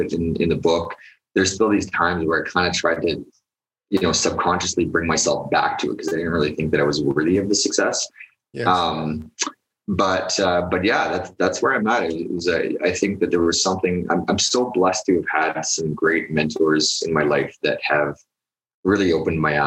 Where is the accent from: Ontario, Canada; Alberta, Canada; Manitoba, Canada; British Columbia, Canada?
Alberta, Canada; Edmonton; I grew up in Edmonton